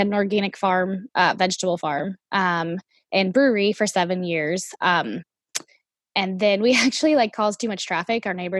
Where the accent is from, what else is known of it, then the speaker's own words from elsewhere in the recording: New Orleans, Louisiana, United States; moved away; also born or lived in Asheville, North Carolina; we're originally from New Orleans.